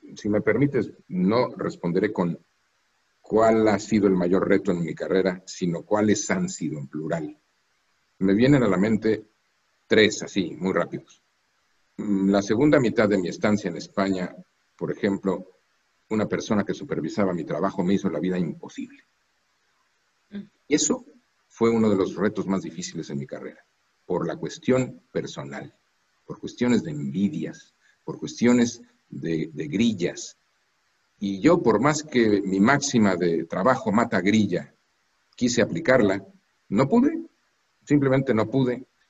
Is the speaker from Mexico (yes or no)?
yes; Mexico; moved away as an adult; also born or lived in Europe; now in Washington, United States; los mexicanos y mexicanas que vivimos fuera de México. No por vivir fuera de México somos menos mexicanos.